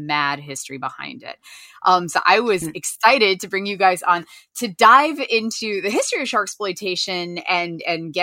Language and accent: English; Winchester, Virginia, United States; born or raised there